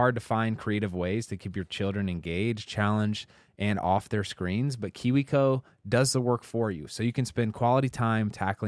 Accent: Indianapolis, Indiana, United States

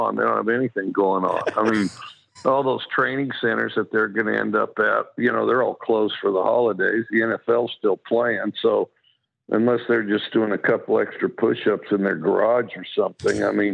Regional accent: Wyoming, United States; accent: drawl; also born or lived in Washington State; now in Mississippi, United States; I've always had a drawl because I'm from Wyoming

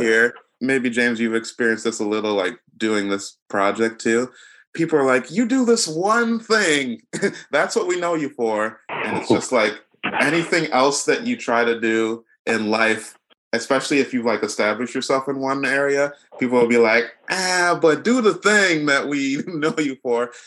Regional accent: Nigeria; I'm Nigerian

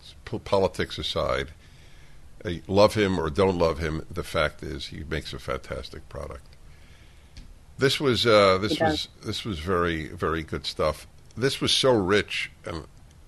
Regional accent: United States; to be American today and all of my life until today.

